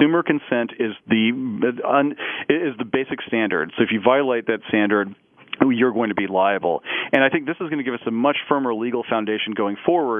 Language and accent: English; Parsons, Kansas, United States; moved away; my hometown of Parsons, Kansas